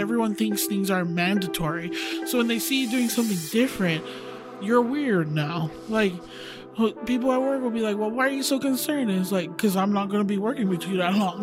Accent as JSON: {"language": "English", "town": "Wailuku", "region": "Hawaii", "country": "United States", "tie": "born or raised there", "also_born_or_lived": "Oahu, Hawaii", "moved": "as an adult", "lives_now": "Utah, United States", "said": "I was raised on Maui"}